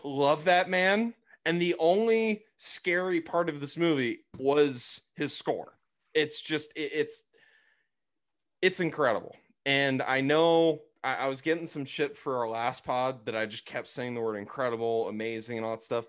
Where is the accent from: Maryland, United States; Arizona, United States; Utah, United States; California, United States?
Arizona, United States; growing up in Arizona obviously don't have any beaches there